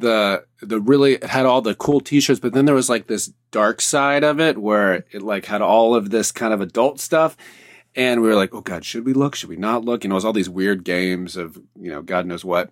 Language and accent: English; the South, United States; being from the East Coast, the South